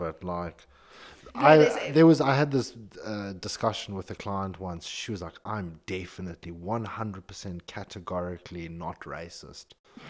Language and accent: English; Zimbabwe; now in United Kingdom; I'm from Zimbabwe.